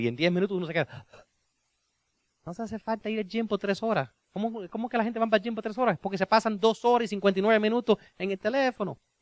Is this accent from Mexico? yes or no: no; Cuba; yo soy cubano